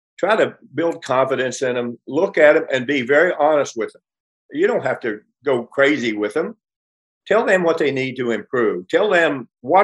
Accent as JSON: {"language": "English", "region": "West Virginia", "country": "United States", "tie": "born or raised there", "moved": "as an adult", "lives_now": "Los Angeles, United States", "said": "When I was a little kid growing up in West Virginia, not little, when I'm saying 8 to 11 years old"}